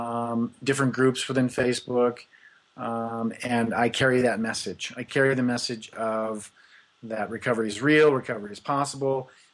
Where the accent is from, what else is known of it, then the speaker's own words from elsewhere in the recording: Kansas, United States; So I was born in Kansas in 1965.